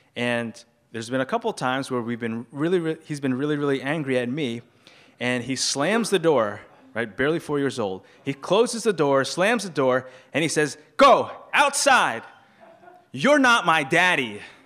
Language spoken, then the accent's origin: English; New York City, New York, United States; I grew up in a Chinese culture, but I grew up here in New York City